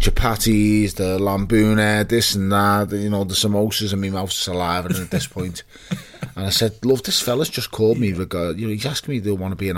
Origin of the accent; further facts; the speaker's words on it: Liverpool, North West England, United Kingdom; also born or lived in Toxteth, Liverpool; I was born in Toxteth. I was just raised in Wavertree.